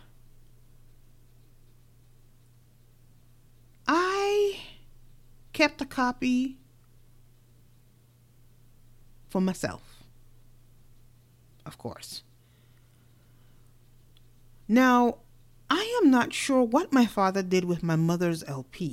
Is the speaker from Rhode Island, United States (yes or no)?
no; New York City, New York, United States; moved away; also born or lived in Caribbean; growing up in New York City before I migrated out to the Caribbean.